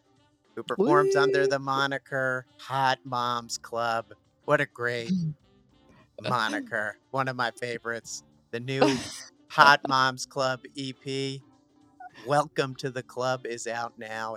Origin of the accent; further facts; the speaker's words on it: New Jersey, United States; I'm from New Jersey